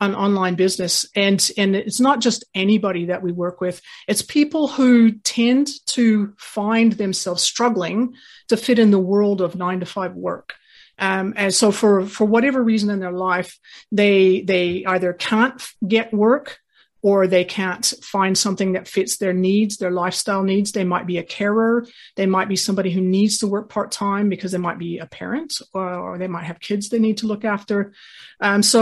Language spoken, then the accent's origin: English; United States; moved away as an adult; also born or lived in New Zealand / Hong Kong; now in Australia; born and raised in the US until I was nearly finished with university